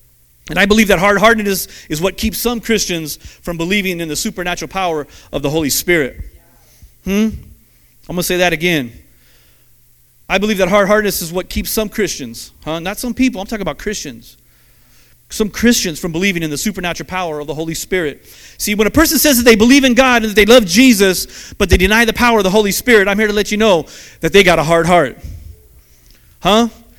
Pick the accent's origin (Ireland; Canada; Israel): Ireland; I still can tend to be a very selfish person. Amen? Because I'm Irish. That's just how we are.